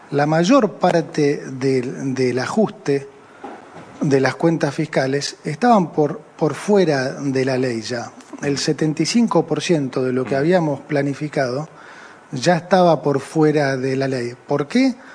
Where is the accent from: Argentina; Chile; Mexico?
Argentina; Y yo dije, me interesa mucho más como argentino que como ministro